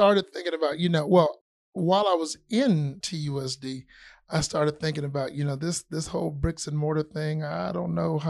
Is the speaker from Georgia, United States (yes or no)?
yes; Sugar Hill, Georgia, United States; now in Tucson, United States; But Tucson is home. I mean, I'm a Sugar Hill native. I'm born and raised.